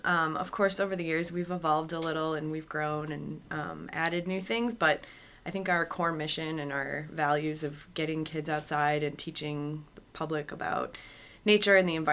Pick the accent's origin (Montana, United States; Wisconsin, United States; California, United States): Wisconsin, United States; So I'm originally from Wisconsin. I went to UW, but I moved out east for grad school